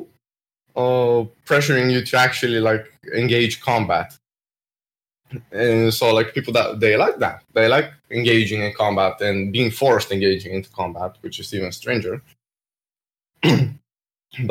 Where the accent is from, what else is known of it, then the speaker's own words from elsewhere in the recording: Bulgaria; I'm from Bulgaria